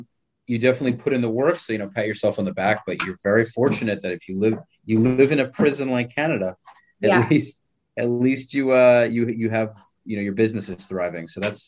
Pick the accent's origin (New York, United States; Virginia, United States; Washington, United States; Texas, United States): New York, United States; accent: New York; moved away; I grew up in New York where it's almost as cold